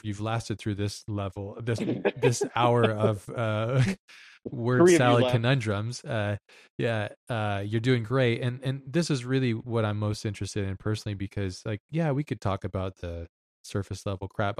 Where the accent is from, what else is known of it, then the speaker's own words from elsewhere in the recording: Hawaii, United States; moved away; also born or lived in Lahaina; growing up in Hawaii